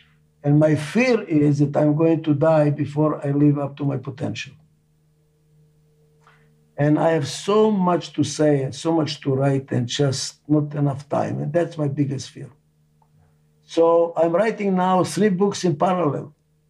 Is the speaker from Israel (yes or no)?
yes; Israel; English is a second language; also born or lived in Albania; now in United States; I was saved by Muslim family in Albania. They saved my life. Muslims saved my life. I grew in a Jewish family in Israel.